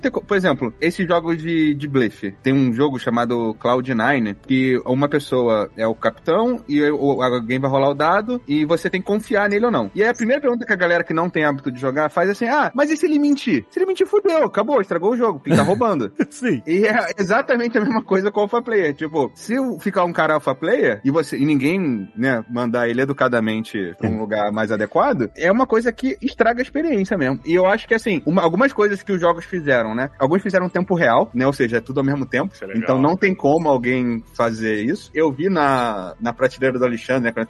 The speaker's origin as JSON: {"language": "Portuguese", "region": "Rio de Janeiro", "country": "Brazil", "said": "como um bom carioca fala."}